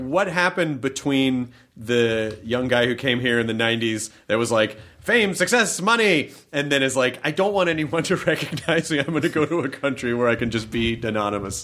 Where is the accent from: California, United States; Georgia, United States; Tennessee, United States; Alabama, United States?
Tennessee, United States; my home state of Tennessee, not my home city, but my home state